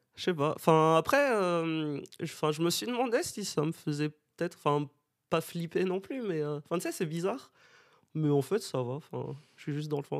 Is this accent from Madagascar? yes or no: yes; Madagascar; moved away as an adult; now in Bordeaux, France; je viens de Madagascar, j'habite à Bordeaux depuis 7 ans maintenant